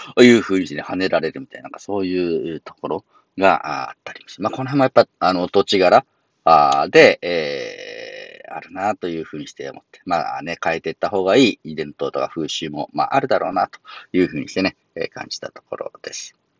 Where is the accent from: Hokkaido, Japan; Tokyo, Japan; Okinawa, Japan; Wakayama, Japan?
Wakayama, Japan; Shingu; moved away; 僕ももともとね、和歌山、あ新宮というところが出身なんで